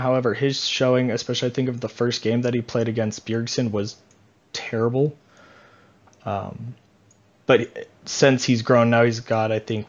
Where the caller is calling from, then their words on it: Parker, Colorado, United States; Parker, Colorado.